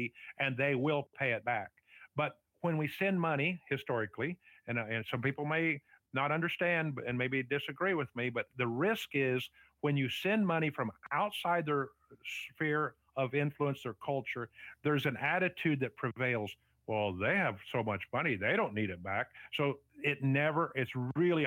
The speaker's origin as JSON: {"language": "English", "country": "United States", "said": "we as an American"}